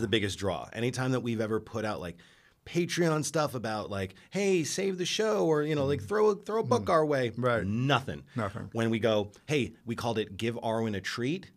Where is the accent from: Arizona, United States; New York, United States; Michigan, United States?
New York, United States; now in Los Angeles, United States; I come from New York